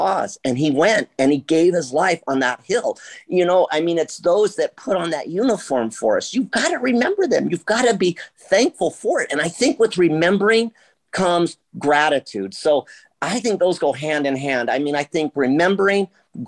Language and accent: English; Las Vegas, Nevada, United States; I grew up in Las Vegas